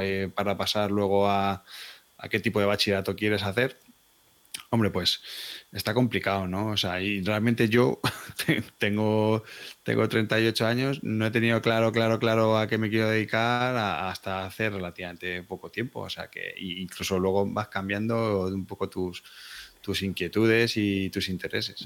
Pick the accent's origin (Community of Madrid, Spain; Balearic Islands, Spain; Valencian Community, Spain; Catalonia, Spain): Community of Madrid, Spain; Madrid; Soy de Madrid